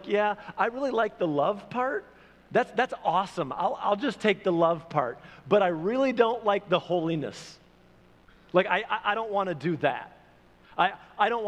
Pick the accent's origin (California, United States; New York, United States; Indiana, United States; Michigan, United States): Michigan, United States; moved away as an adult; also born or lived in Oklahoma; I'm from Michigan